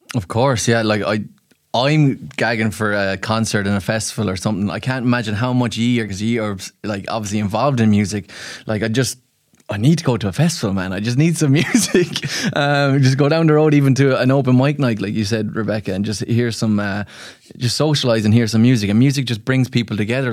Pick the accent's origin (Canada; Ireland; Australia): Ireland; as an Irishman